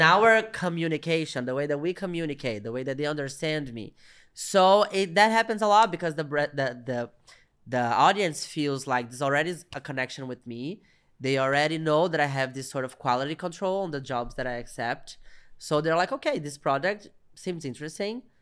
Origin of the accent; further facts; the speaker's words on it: Minas Gerais, Brazil; I'm a Brazilian comedian. And I'm from Minas Gerais. I'm from the countryside of Brazil